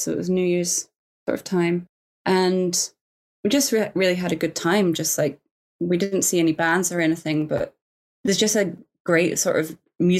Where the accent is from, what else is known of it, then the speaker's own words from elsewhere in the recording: Glasgow, Scotland, United Kingdom; moved away as an adult; now in London, United Kingdom; I've got a soft spot for Glasgow because it's my hometown.